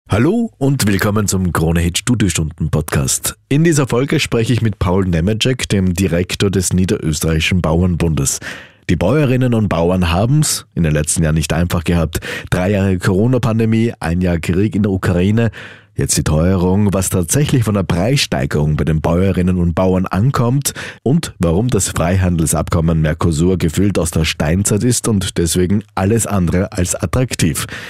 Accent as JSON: {"language": "German", "country": "Austria", "said": "Bei uns in Österreich"}